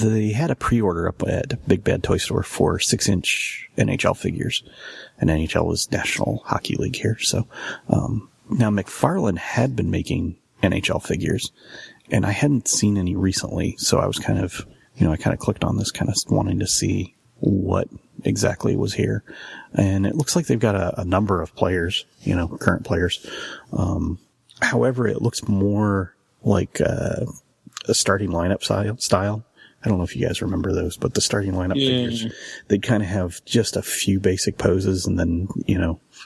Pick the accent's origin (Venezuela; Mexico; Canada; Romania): Canada; born or raised there; moved away